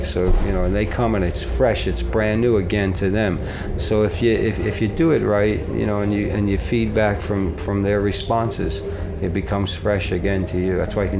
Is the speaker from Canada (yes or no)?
no; Philadelphia, Pennsylvania, United States; We're from Philadelphia, Pennsylvania, Rick.